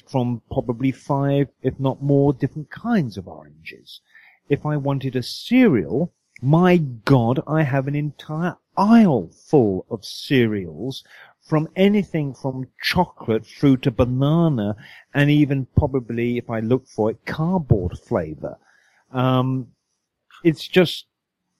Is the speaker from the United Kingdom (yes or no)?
yes; United Kingdom; moved away as an adult; now in United States; I'm British